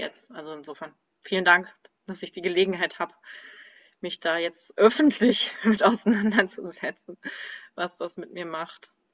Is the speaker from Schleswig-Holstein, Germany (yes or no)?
yes; Kiel, Schleswig-Holstein, Germany; now in Schopfheim, Germany; Ich bin geboren in Kiel im absoluten Norden und jetzt wohne ich im absoluten Süden, in Schopfheim.